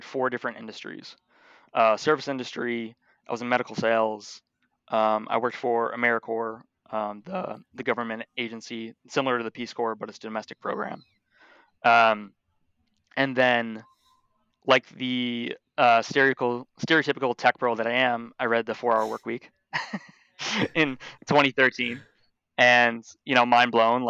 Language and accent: English; Buffalo, New York, United States; born and raised in Buffalo, New York